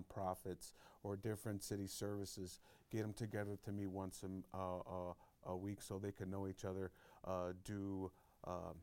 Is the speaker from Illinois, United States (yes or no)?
yes; Chicago, Illinois, United States; I grew up in the Southwest Side